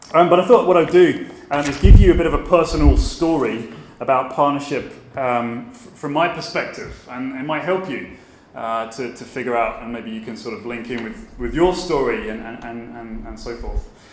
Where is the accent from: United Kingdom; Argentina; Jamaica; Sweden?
United Kingdom; Brighton, South East England; moved away as an adult; also born or lived in Aberdeen / Glasgow; now in Belfast, United Kingdom; I'm from Brighton or near Brighton in Sussex, in the south of England. Um, I left there aged 18